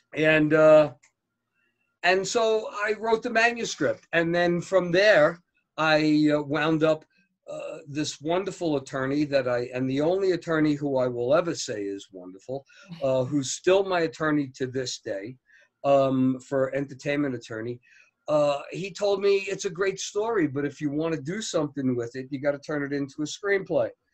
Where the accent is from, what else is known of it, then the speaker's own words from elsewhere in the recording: New Jersey, United States; I, am from right outside of Manhattan in New Jersey. I grew up uh, seeing the Empire State Building on a daily basis